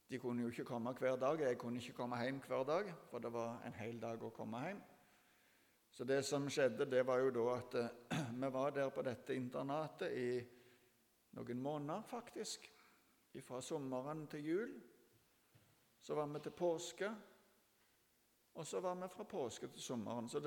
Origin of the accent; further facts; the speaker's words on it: Ethiopia; jeg har vokst opp i Etiopia.